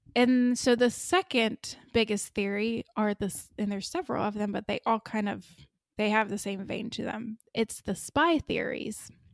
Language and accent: English; United States; I'm American